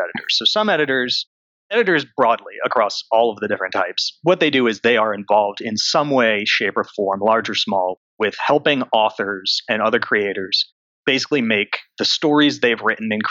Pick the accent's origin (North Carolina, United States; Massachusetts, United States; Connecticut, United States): Connecticut, United States; moved away as an adult; now in New York City, United States; I grew up near New York in Connecticut